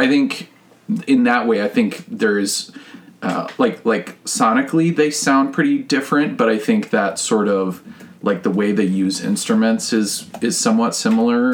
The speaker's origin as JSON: {"language": "English", "town": "Richfield", "region": "Minnesota", "country": "United States", "tie": "born or raised there", "said": "I actually grew up in Richfield, like a mile oh. from our current house"}